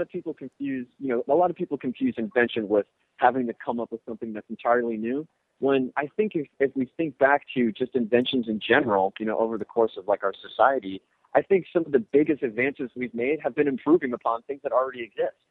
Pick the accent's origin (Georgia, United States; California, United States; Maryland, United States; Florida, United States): Florida, United States; Orlando; I'm from Orlando, so I know Disney